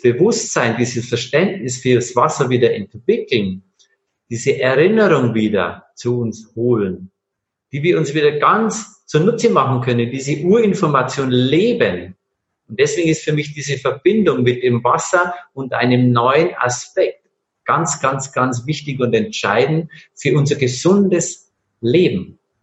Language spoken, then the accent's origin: German; Bavaria, Germany; ich bin äh, in Bayern aufgewachsen